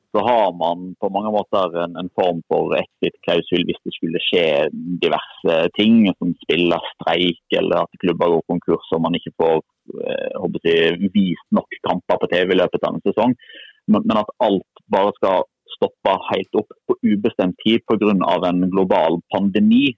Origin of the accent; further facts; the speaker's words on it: Odda, Vestland, Norway; da jeg vokste opp så i Odda